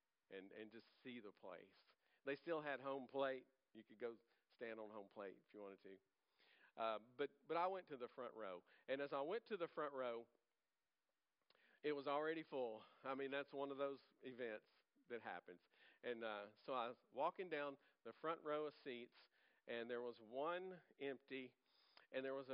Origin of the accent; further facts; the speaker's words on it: Louisiana, United States; I'm from Louisiana. I'm from Louisiana